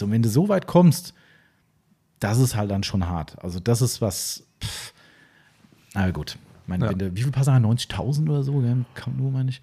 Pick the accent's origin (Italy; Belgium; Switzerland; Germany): Germany; Hesse; ich komme aus Hessen